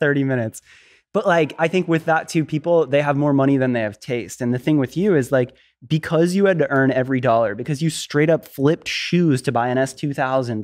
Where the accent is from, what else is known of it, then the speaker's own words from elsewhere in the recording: Florida, United States; I, I grew up in Florida. I was East Coast.